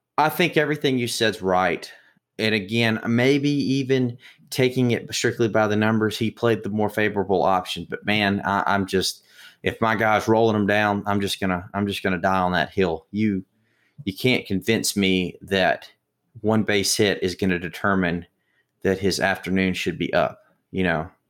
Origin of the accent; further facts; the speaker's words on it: Mississippi, United States; I'm from Mississippi